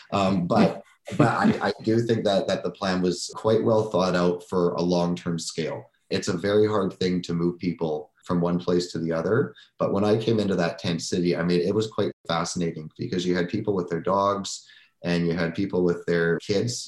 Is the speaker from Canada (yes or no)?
yes; Surrey, British Columbia, Canada; I grew up in Surrey. I've, I've, I've lived in Surrey